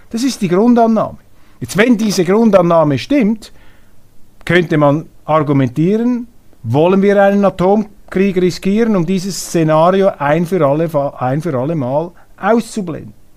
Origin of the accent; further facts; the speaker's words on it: Switzerland; als Schweizer